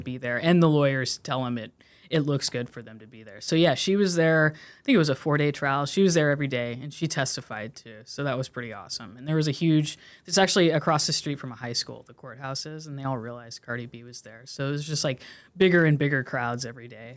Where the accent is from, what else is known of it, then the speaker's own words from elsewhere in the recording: Corvallis, Oregon, United States; I grew up in Corvallis, Oregon